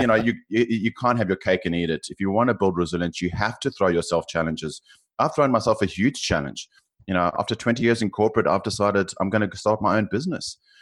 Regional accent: South Africa; accent: South African; now in Australia; you can probably tell from my accent, I'm South African, um, living in Australia

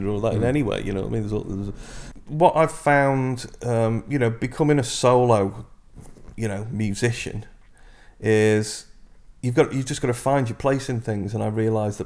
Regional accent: Liverpool, North West England, United Kingdom; it's in your DNA from the moment you're born as a Scouser

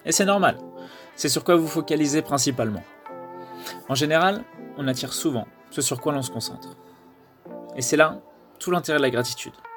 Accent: France; on est français

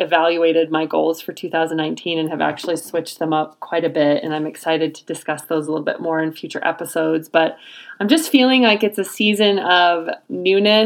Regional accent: Nebraska, United States; my home state of Nebraska

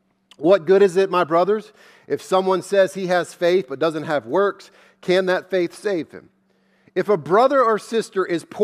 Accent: the South, United States; Of course I do. I'm from the South. Everyone believes in God.

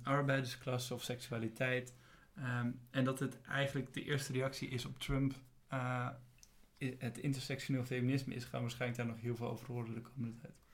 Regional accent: Alphen aan de Rijn, South Holland, Netherlands; ik ook geboren ben in Alphen aan de Rijn

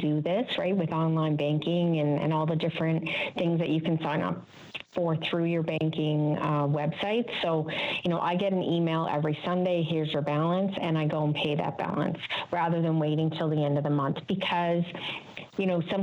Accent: Newfoundland and Labrador, Canada; we're all familiar from Newfoundland

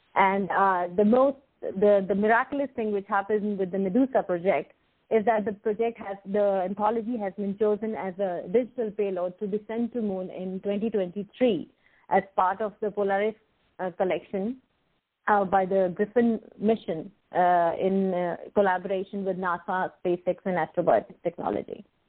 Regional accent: India; moved away as an adult; now in Jersey City, United States; I born and brought up in India and shifted my base almost 14 years ago.

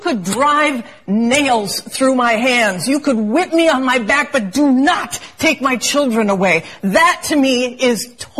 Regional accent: Nicaragua; I'm from Nicaragua, okay? I was born in Nicaragua.

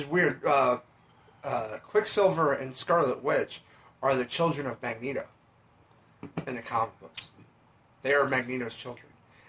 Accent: Bronx, New York, United States; Like, I grew up in the Bronx.

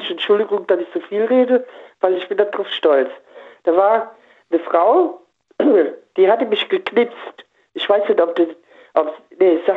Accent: Koblenz, Rhineland-Palatinate, Germany; Aus Koblenz-Lützel.

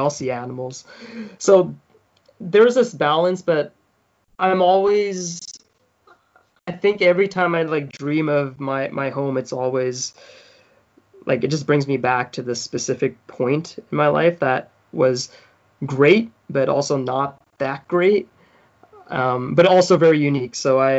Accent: South Africa; It's crazy. So every few nights I have like this specific dream, and it's just walking through my old house in South Africa.

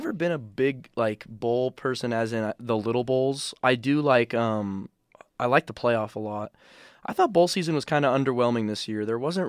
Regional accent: Las Vegas, Nevada, United States; I was watching it at a bar, born and raised in Vegas on Eastern.

